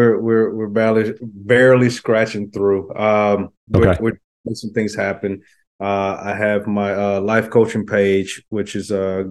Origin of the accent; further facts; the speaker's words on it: the South, United States; I was a fan, and I'm from the South, so